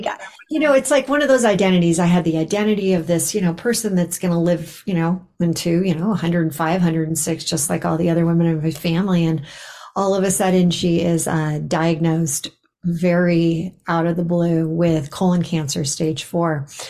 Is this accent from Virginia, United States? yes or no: no; Los Angeles, California, United States; moved away as an adult; also born or lived in Bay Area, California; now in Boulder, United States; I grew up in Los Angeles and I lived in the Bay Area for 25 years